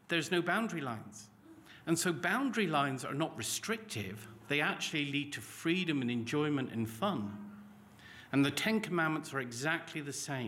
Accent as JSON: {"language": "English", "area": "Cornwall", "region": "South West England", "country": "United Kingdom", "tie": "born or raised there", "also_born_or_lived": "Lancashire", "moved": "as an adult", "said": "I grew up in Cornwall, and there's lots of cliffs"}